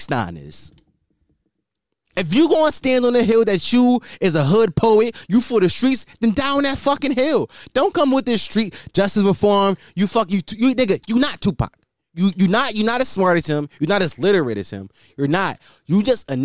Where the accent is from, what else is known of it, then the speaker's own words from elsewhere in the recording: Philadelphia, Pennsylvania, United States; I'm from Philly